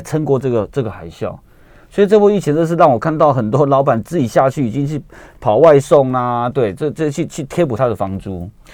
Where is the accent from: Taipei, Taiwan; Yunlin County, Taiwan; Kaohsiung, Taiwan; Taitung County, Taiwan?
Taipei, Taiwan; 我们台北人呢，也是很遵守法规的